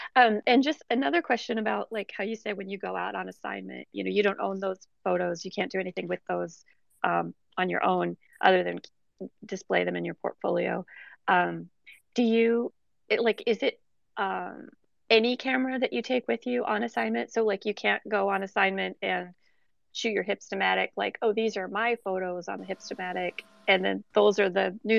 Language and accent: English; Chicago, Illinois, United States; moved away; also born or lived in San Francisco; I grew up in Chicago as well, and then spent time some other places and ended up in San Francisco for a while.